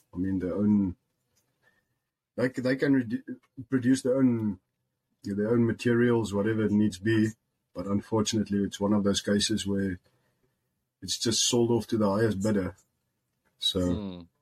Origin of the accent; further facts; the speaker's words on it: Musina, Limpopo, South Africa; English is a second language; moved away as an adult; also born or lived in Polokwane / Free State; now in United States; I was born in Musina in the Limpopo, Limpopo province